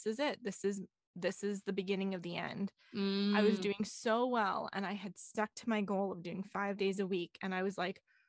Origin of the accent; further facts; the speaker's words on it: Alberta, Canada; moved away; I grew up in Alberta